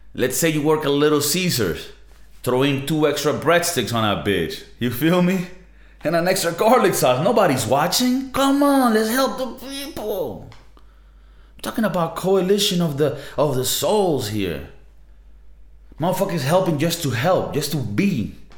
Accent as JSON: {"language": "English", "country": "Venezuela", "moved": "yes", "lives_now": "Spain", "said": "I'm South American, right? I'm from Venezuela"}